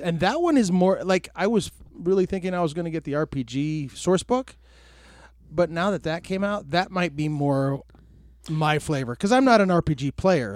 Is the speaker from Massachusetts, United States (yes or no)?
no; Tucson, Arizona, United States; I was born and, born and raised in Tucson